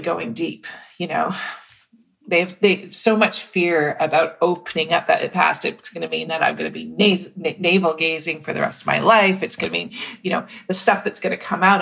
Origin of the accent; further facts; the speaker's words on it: Mississauga, Ontario, Canada; growing up in Mississauga, Ontario